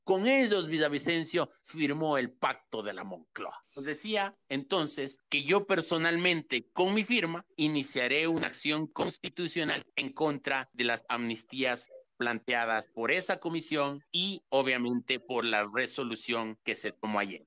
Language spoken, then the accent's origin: Spanish; Quito, Pichincha, Ecuador; Esos somos los quiteños de bien